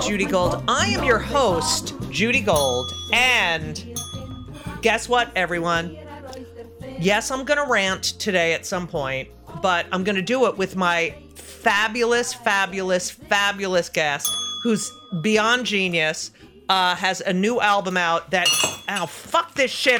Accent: Union County, New Jersey, United States; I'm from New Jersey, and I never say the ca-, I don't say I'm from Union County

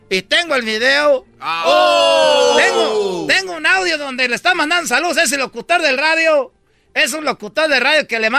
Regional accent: Michoacán, Mexico; yo soy de Michoacán, yo puedo, ¿para qué cuentas pues, mentira? Soy casado.

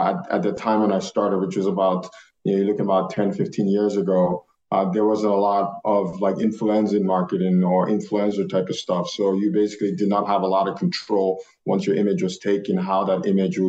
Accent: Nigeria; moved away as an adult; now in United States; we're both Nigerian. So I came here at a young age of 18.

